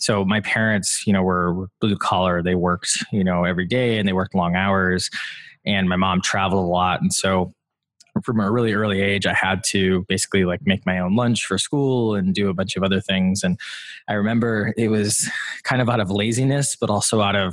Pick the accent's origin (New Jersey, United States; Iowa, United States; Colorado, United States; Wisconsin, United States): Wisconsin, United States; I grew up in Wisconsin